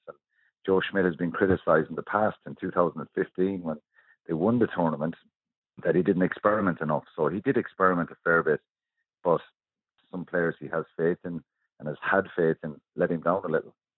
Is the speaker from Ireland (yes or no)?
yes; Ireland; We're brilliant as, as Irish people.